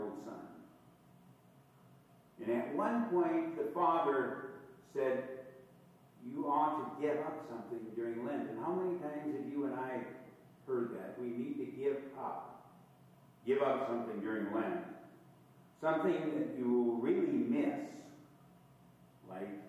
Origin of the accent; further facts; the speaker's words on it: Todd County, Douglas County area, Minnesota, United States; growing up in the Todd County, Douglas County area